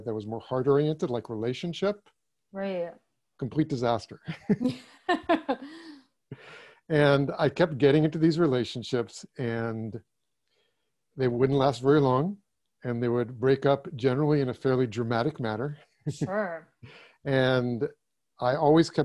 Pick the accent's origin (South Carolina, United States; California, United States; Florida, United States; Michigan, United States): California, United States; first language German; English is a second language; I was born in California, but both my parents were German, and I had a fairly uneventful childhood and grew up.